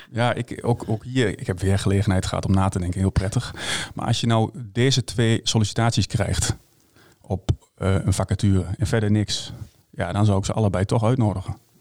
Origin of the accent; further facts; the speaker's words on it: Hengelo, Overijssel, Netherlands; ik kom uit Hengelo